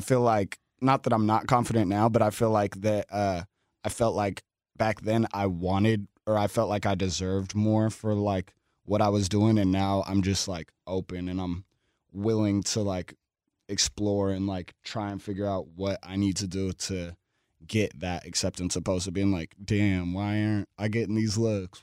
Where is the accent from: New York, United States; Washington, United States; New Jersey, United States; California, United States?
Washington, United States; Seattle; I grew up in South Seattle, like Skyway Rainier Beach